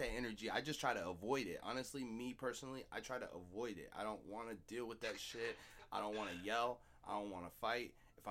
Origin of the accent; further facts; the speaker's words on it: Seattle, Washington, United States; growing up in Seattle